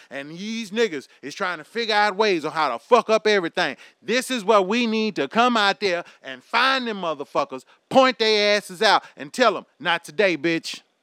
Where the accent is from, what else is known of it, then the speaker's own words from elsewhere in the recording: United States; as American citizens